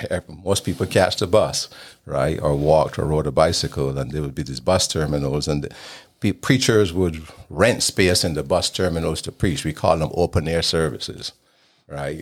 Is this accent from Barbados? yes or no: yes; Barbados; moved away as an adult; also born or lived in Idaho / Utah; I was born in Barbados in the Caribbean, and I grew up there until I left to go to college at the age of nineteen